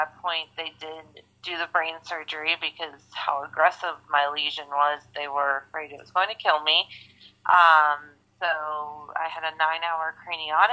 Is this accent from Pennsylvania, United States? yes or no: yes; Pittsburgh, Pennsylvania, United States; I've been born and raised in the Pittsburgh area